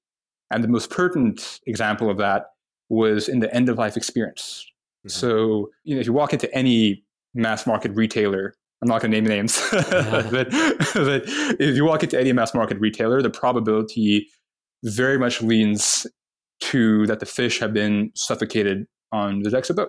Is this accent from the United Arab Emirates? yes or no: yes; Dubai, United Arab Emirates; moved away as an adult; also born or lived in Toronto, Canada / Saudi Arabia; now in United States; I was born in Toronto, in Canada. When I was very young, moved to Saudi Arabia. Was there until I was about 9, and then moved to the UAE, to Dubai. And grew up in Dubai until I moved to the US for college